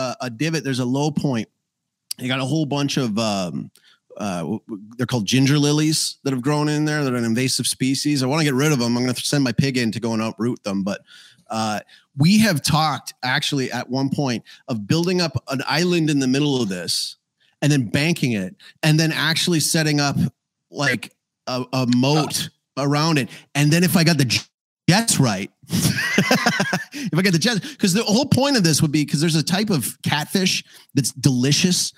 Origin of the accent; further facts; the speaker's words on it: Calgary, Alberta, Canada; in Calgary, my hometown